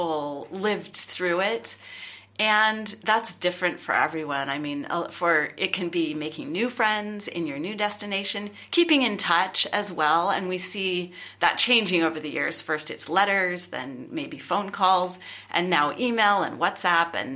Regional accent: California, United States; moved away as an adult; I'm originally from California. I have lived in various other countries as well.

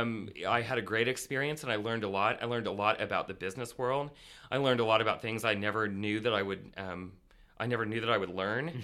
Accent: rural Indiana, United States; I grew up in rural Indiana

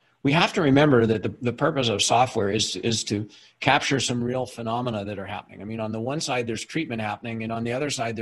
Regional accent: Canada; I'm Canadian. I'm speaking to you from our head office in Halifax, Canada

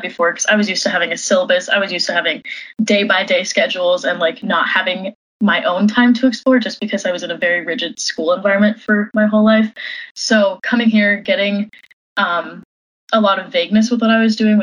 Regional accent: Washington, United States; moved away as an adult; also born or lived in Madison, Wisconsin; I grew up in Washington for the most part

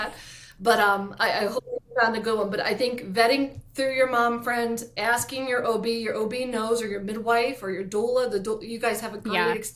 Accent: East Coast, United States; I talk so fast because I'm from the East Coast

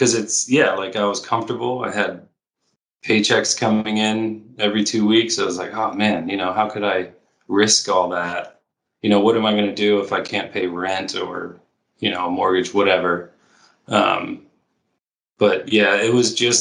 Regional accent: Baltimore, Maryland, United States; moved away as an adult; now in California, United States; Baltimore is my hometown

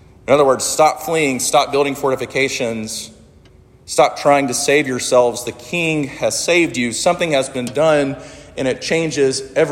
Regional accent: Sumter, South Carolina, United States; I grew up in Sumter, South Carolina, where my mom and my stepdad still live

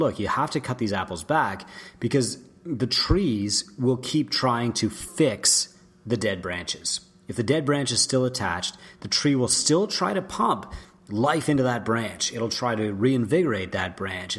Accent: St. Joseph Island, Ontario, Canada; I grew up on St. Joseph Island, which used to be a massive apple producer in Canada.

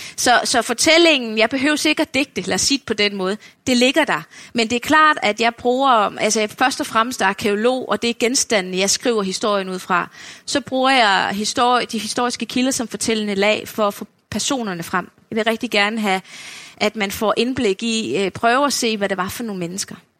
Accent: Funen, Southern Denmark, Denmark; nu er jeg jo selv fynbo

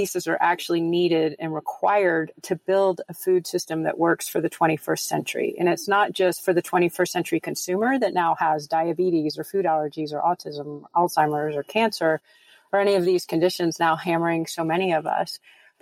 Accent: United States

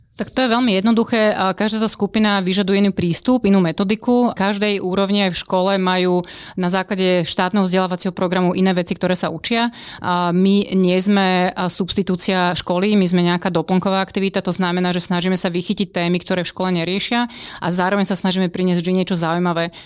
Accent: Bratislava, Bratislava Region, Slovakia; ja som z Bratislavy

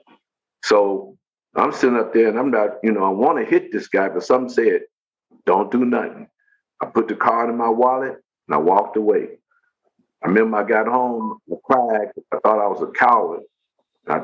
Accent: Macon, Mississippi, United States; moved away; also born or lived in Chicago, Illinois / Los Angeles, California; I grew up in Mississippi, you know, before I came to Chicago. You know, a lot of my life was spent in Mississippi, you know, down in Macon, Mississippi

